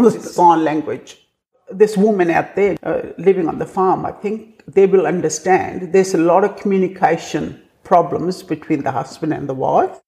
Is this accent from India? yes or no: yes; India; English is a second language; moved away as an adult; this new girl from India